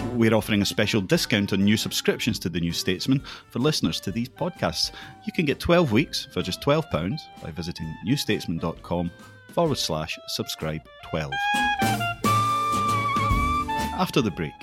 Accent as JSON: {"language": "English", "region": "Scotland", "country": "United Kingdom", "said": "I don't think I've ever felt quite as Scottish as I did in Oxford"}